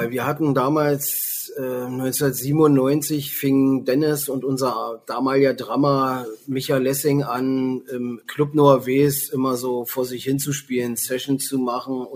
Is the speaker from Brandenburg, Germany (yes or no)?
yes; Potsdam, Brandenburg, Germany; born or raised there